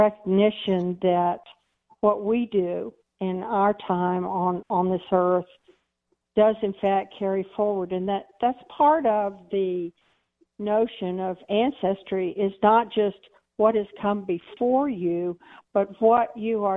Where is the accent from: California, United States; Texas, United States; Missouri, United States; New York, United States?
Texas, United States; I'm a Texan